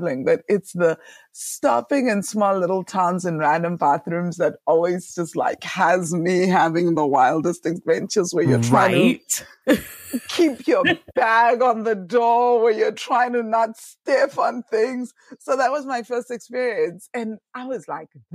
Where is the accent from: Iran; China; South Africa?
South Africa; Mpumalanga; moved away as an adult; I grew up in South Africa, so I was born in a tiny little village called Chagastad in Mpumalanga, South Africa